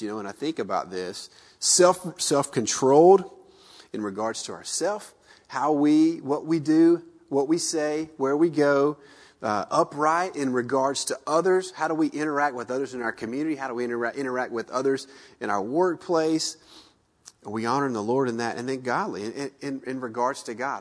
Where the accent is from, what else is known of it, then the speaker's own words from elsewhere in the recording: the South, United States; moved away as an adult; we grew up in the South